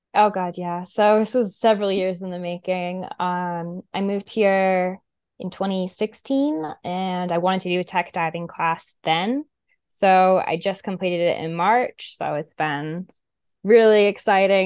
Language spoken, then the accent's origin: English; Westport, Massachusetts, United States; I grew up in Westport, so, like, in Massachusetts